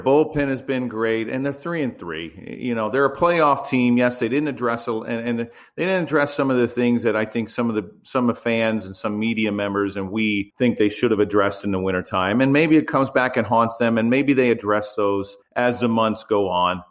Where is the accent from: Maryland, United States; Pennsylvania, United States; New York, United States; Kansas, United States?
Maryland, United States; Baltimore; I grew up in Baltimore